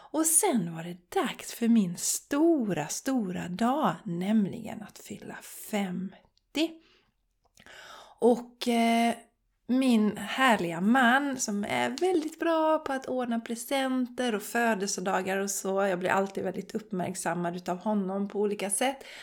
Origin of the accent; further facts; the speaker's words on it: Borås, Västra Götaland, Sweden; Vi var bland annat i Borås som är min hemstad. Jag är uppväxt i Borås och jag visade mina smultronställen för Charlie.